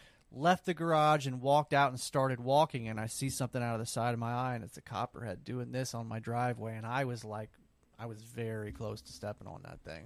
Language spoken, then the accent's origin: English; Jefferson City, Missouri, United States; I pretty much born and raised in Jeff City